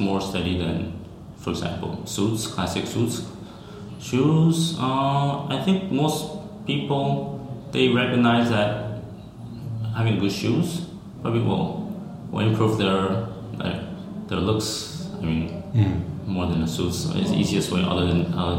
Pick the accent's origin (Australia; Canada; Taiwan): Taiwan; we are store based in Taipei, Taiwan, which is my home country